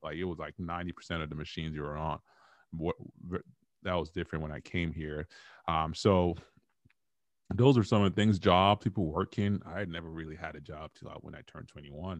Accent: Nigeria; moved away as an adult; now in United States; I grew up in Nigeria, came here when I was 21.

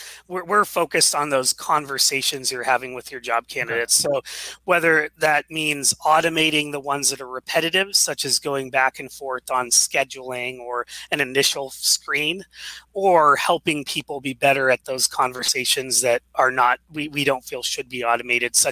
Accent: Seattle, Washington, United States; I grew up here in Seattle, went to University of Washington

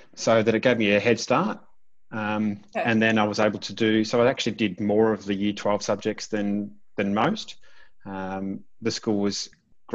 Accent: Korumburra, Victoria, Australia; I was born in Currumburra. It's a small country town in South Gippsland in Victoria. Largely milking and dairy industry there. But I grew up in the town.

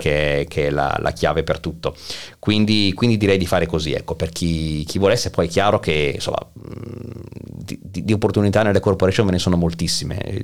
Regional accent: Milan, Lombardy, Italy; moved away as an adult; now in Kraków, Poland; essendo nato a Milano, quindi essendo un lombardo

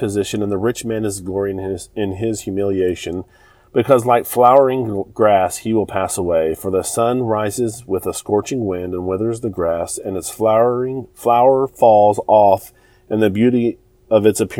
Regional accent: United States

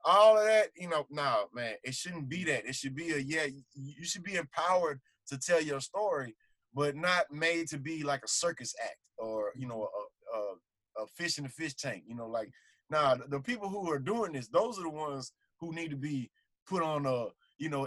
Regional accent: United States; growing up in America

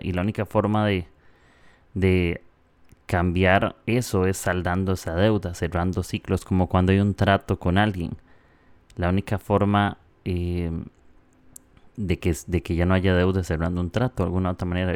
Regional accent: Costa Rica; moved away as an adult; now in Peru; soy de Costa Rica. Ahorita estoy en Perú un tiempo, pero eh, soy de Costa Rica

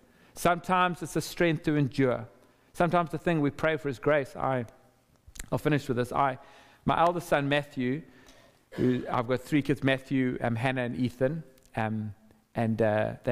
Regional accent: South Africa; also born or lived in Zimbabwe; for the vast majority of my life growing up, and while I was at school, that was a system that was in place. And it had profoundly suppressed the majority of people in our country

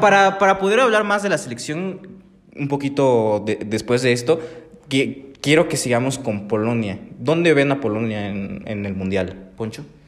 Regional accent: Mexico; como mexicano, mexicano

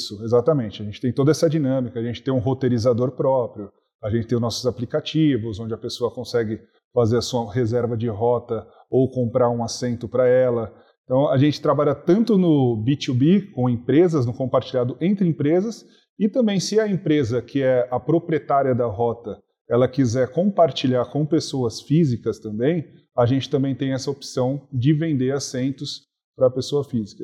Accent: Brazil; eu, que sou brasileiro

